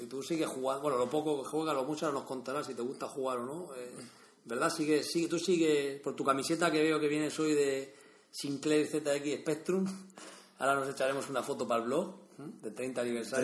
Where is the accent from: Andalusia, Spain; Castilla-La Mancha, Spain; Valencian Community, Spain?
Valencian Community, Spain; Vega Baja; soy de la Vega Baja